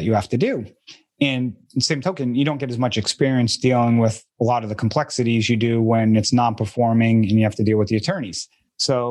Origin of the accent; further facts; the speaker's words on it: Boston, Massachusetts, United States; I'm from the Boston area